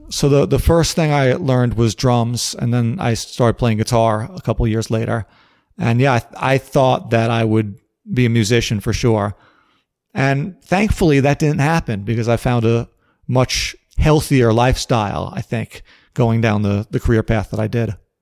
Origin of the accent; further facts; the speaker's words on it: New York City, New York, United States; I was born in Brooklyn, New York in the summer of nineteen seventy-nine